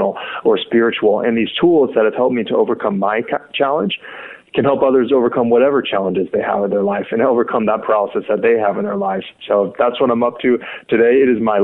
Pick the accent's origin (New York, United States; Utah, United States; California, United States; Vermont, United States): California, United States; Sacramento; I'm from Sacramento, California